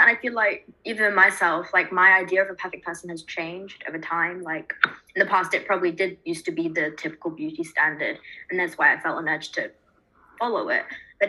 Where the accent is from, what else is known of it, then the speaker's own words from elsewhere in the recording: England, United Kingdom; now in India; I'm not from India, I'm from England